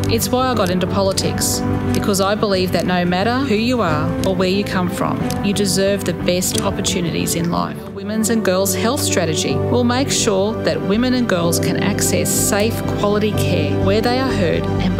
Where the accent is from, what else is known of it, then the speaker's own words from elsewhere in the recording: Brisbane, Queensland, Australia; I grew up in Durack. My grandfather came to Queensland as a migrant. He was a boilermaker.